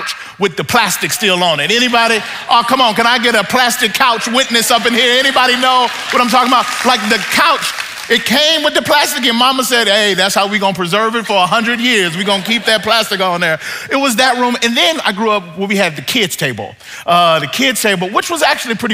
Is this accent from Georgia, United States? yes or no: no; Mississippi, United States; now in Southern California, United States; I live in Southern California now, but I grew up in Mississippi